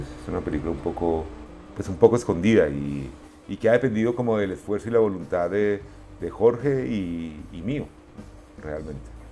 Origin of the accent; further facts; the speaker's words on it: Pereira, Risaralda, Colombia; moved away as an adult; also born or lived in Medellín / Cali / Málaga, Spain; cuando yo crecí en Pereira no había como nada generacional que nos identificara